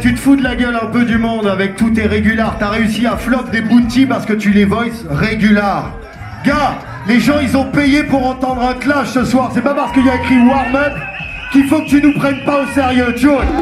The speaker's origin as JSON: {"language": "French", "town": "Tours", "region": "Centre-Val de Loire", "country": "France", "moved": "yes", "lives_now": "Paris, France", "said": "On vient de Tour"}